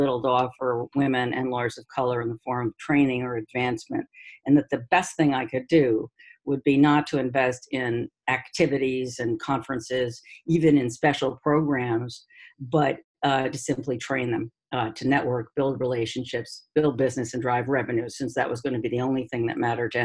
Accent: New York City, New York, United States; moved away as an adult; now in Cambridge, United States; I'm from New York City

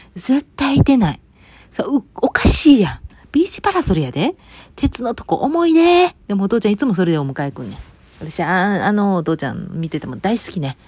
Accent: Kansai, Japan; moved away as an adult; also born or lived in Osaka; now in United States; うちの地元

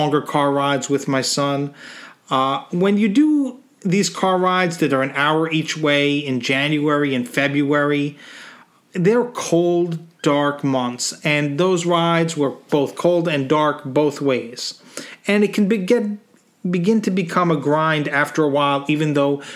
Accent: Northeast, United States; being an American from the northeast of the country

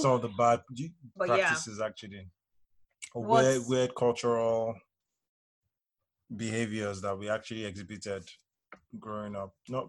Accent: Nigeria; Growing up as a regular child in Nigeria

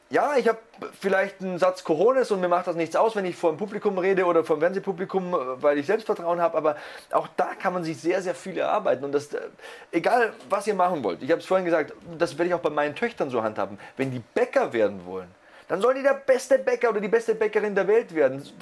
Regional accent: East Germany, Germany; Erzählst du dem Richtigen, ich komme aus dem Osten.

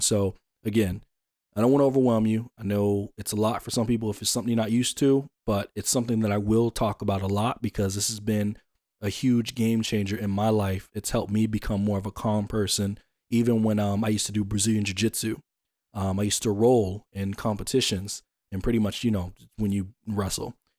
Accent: Atlanta, Georgia, United States; I'm from Atlanta

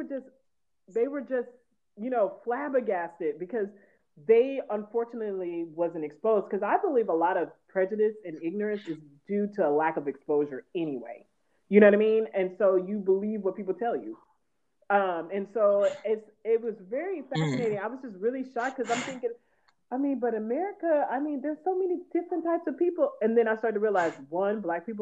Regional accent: Houston, Texas, United States; moved away; I grew up in Houston

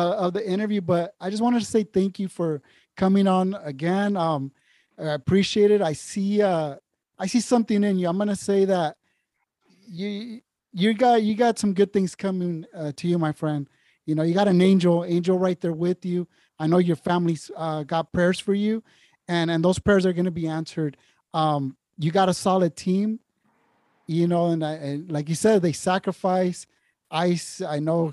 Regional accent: San Diego, California, United States; San Diego, this is my hometown

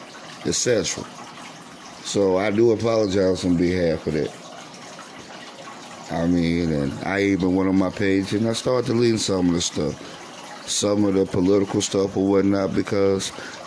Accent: United States; I'm African American

